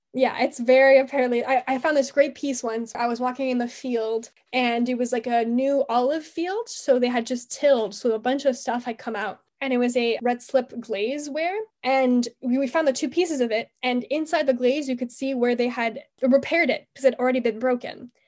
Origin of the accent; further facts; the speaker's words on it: Montreal, Quebec, Canada; I'm from Montreal, Canada